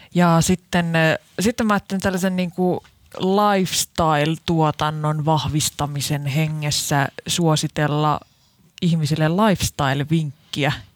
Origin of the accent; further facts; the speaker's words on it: Lahti, Päijät-Häme, Finland; mä en ole edes Helsingistä, mä oon Lahdesta